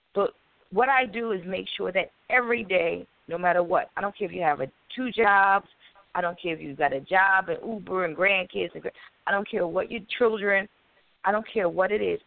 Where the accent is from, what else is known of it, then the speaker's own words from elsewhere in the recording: Wilmington, Delaware, United States; I'm from Wilmington, Delaware